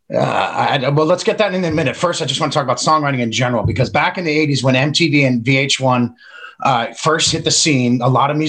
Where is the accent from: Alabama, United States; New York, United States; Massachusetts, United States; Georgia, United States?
Massachusetts, United States; Boston; I grew up in Boston. A lot of Boston accents come out of you.